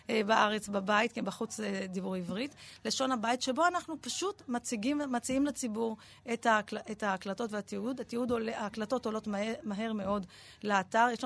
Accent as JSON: {"language": "Hebrew", "town": "Beit HaGadi", "region": "Southern District", "country": "Israel", "tie": "born there", "first_language": "ar", "said": "ברקע שלי נולדתי במושב בדרום, מושב בית הגדי, וההורים שלי דיברו"}